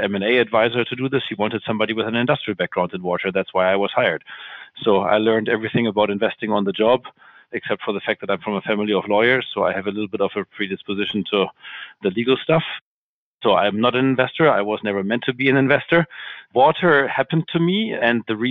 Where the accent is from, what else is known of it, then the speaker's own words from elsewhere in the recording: Hamburg, Germany; moved away as an adult; now in Frankfurt, Germany; I'm originally from Hamburg